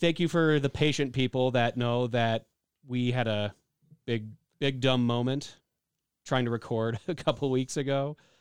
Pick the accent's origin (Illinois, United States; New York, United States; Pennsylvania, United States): Illinois, United States; I'm from Illinois